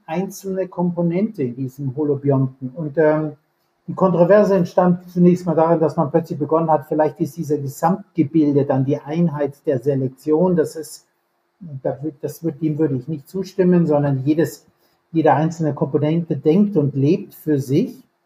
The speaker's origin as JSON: {"language": "German", "region": "Bavaria", "country": "Germany", "tie": "born or raised there", "also_born_or_lived": "Munich / California / Jena", "moved": "as an adult", "lives_now": "Kiel, Germany", "said": "Ich bin aufgewachsen in Bayern"}